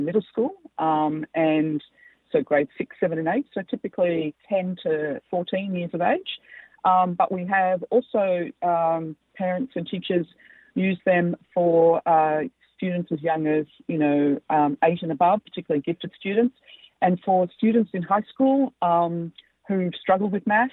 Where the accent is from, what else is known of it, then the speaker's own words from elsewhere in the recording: Australia; accent: Australian; moved away; also born or lived in United States; as you can tell by my accent, I'm an Australian and American